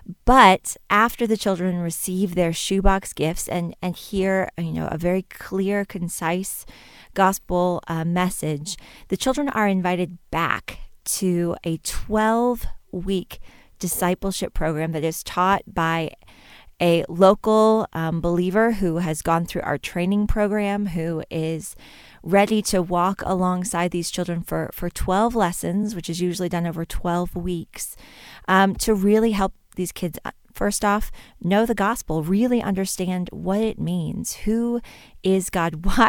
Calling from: Boone, North Carolina, United States; I am calling in from Boone, North Carolina, at the headquarters of Samaritans Purse and Operation Christmas Child.

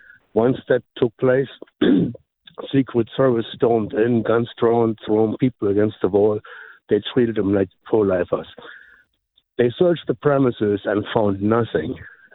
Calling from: Memphis, Tennessee, United States; I'm from Memphis.

